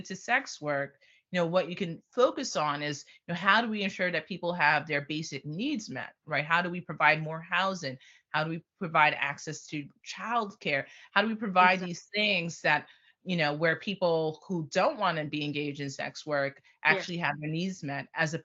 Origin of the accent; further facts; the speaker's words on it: New York, United States; I grew up in New York